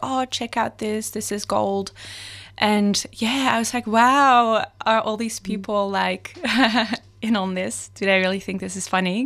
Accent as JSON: {"language": "English", "country": "Netherlands", "moved": "as an adult", "lives_now": "Melbourne, Australia", "said": "I'm originally from the Netherlands."}